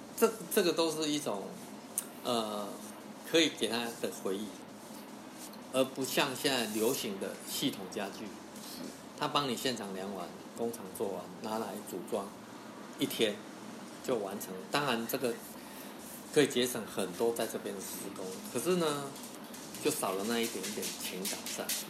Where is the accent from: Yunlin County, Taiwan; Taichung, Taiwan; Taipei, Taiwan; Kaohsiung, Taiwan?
Yunlin County, Taiwan; 我来自云林